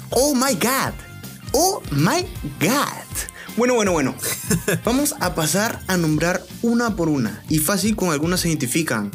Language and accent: Spanish; Piura, Peru